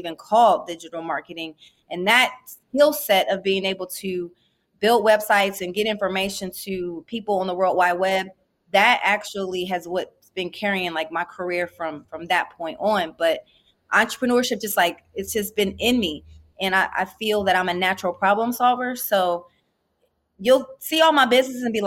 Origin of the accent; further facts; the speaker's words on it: Columbus, Ohio, United States; I'm from Columbus, Ohio, and seen a lot of entrepreneurs, both legal and illegal, around